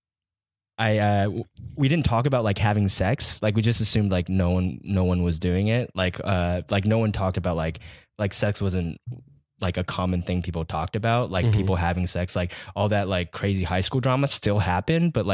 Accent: Taiwan; moved away as an adult; also born or lived in Atlanta, Georgia, United States; now in California, United States; moved to Taiwan when I was like 9, and then was there until I was 19, and then came to California for college.

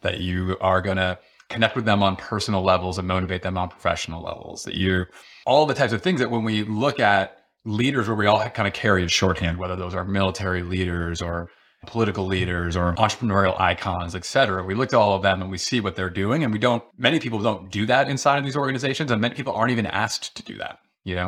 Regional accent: Rochester, New York, United States; growing up outside of Rochester, New York

